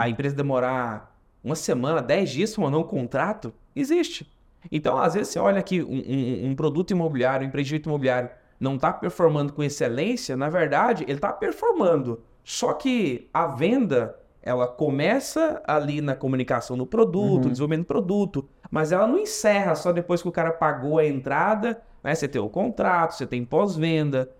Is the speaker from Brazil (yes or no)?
yes; Goiás, Brazil; moved away; da minha terra lá, né, de, de, de Goiás